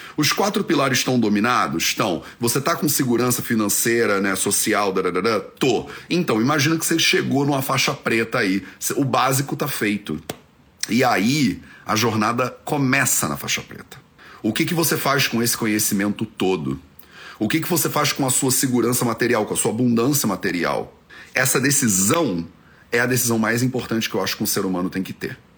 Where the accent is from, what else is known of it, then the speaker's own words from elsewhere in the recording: Rio de Janeiro, Brazil; moved away; Eu cresci no Rio de Janeiro